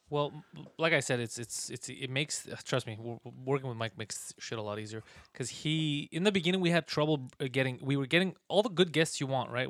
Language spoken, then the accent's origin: English; Montreal, Quebec, Canada; accent: mix of an American accent and a Montreal accent; I'm from here